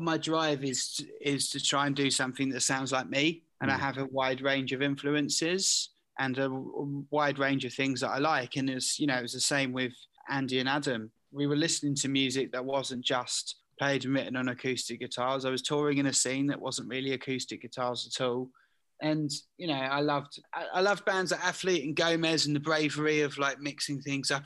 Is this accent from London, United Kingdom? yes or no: no; Southend-on-Sea, East of England, United Kingdom; was born into a working class household as a British Asian in Southend.